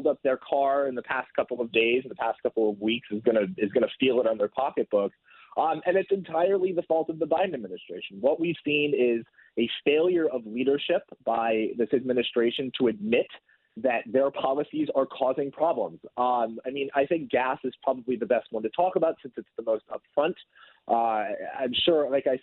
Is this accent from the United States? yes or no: yes; Portland, Oregon, United States; I'm from Portland, Oregon